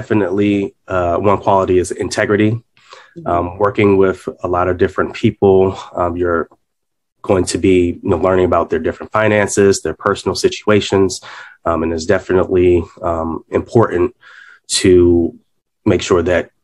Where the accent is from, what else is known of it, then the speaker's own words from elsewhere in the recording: Washington, District of Columbia, United States; I was born and raised in the Washington, D.C. area